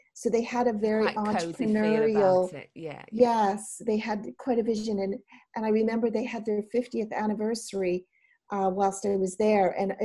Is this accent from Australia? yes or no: no; Canada; accent: Canadian; now in Wales, United Kingdom; I've been in Wales for 21 years now, but I still have my Canadian accent, I'm told. Though when I go home to Canada, they don't think I don't sound Canadian to them either.